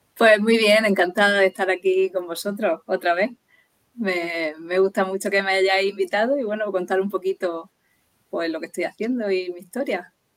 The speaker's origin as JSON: {"language": "Spanish", "town": "Murcia", "region": "Region of Murcia", "country": "Spain", "also_born_or_lived": "Dublin", "said": "Y volví a Murcia, porque yo soy de Murcia"}